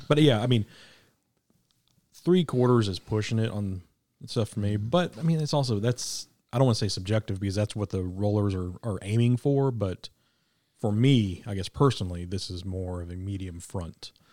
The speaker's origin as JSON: {"language": "English", "town": "Kansas City", "region": "Missouri", "country": "United States", "tie": "born or raised there", "moved": "yes", "lives_now": "Arkansas, United States", "said": "I was raised in K C, so I'm still a Kansas Citian"}